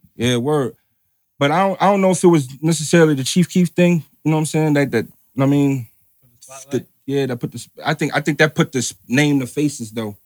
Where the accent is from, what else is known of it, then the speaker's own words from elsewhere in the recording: New Jersey, United States; I'm from Jersey